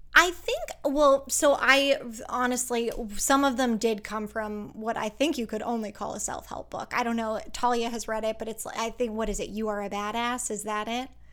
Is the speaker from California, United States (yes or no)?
no; Pennsylvania, United States; now in Los Angeles, United States; I was born in Pennsylvania and grew up in a town where, like, everybody went to church on Sunday